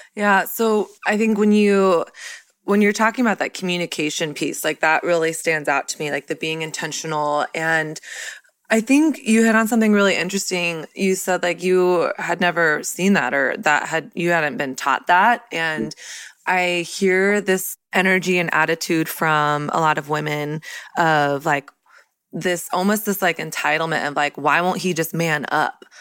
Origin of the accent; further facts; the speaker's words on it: Texas, United States; I grew up in Texas, which was like very much so Christian culture.